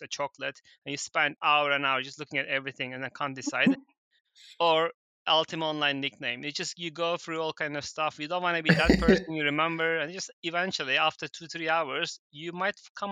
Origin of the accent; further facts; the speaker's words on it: Turkey; moved away; I was living in Turkey back then. I was born in Turkey